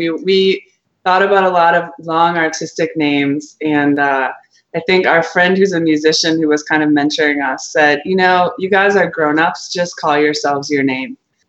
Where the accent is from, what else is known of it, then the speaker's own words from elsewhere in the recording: Wisconsin, United States; moved away; also born or lived in Blue Ridge Mountains; I'm from Wisconsin, farm country, so really the northern part of the United States.